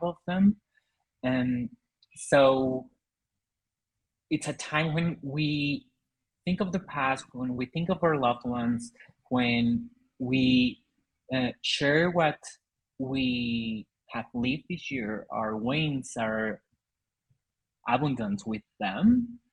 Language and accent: English; Mexico; English is a second language; In Mexico, we are influenced a lot by American culture